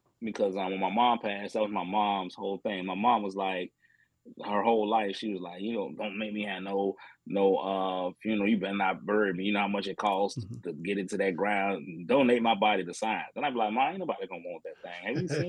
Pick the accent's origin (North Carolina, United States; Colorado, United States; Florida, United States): Colorado, United States; born there; And then I was born in Colorado. Mm-hmm. So my mom lived in Colorado for a little bit.